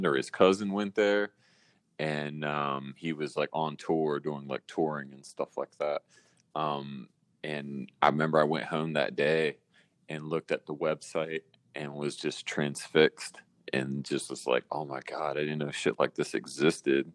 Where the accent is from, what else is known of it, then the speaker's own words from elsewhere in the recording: Raleigh, North Carolina, United States; moved away as an adult; also born or lived in New York; I'm from Raleigh, North Carolina, originally. I left in 2001 to go to Full Sail